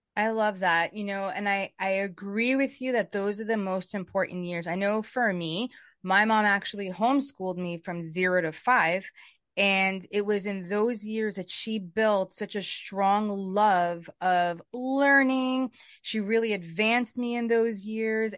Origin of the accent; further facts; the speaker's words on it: New York City, New York, United States; I grew up in Brooklyn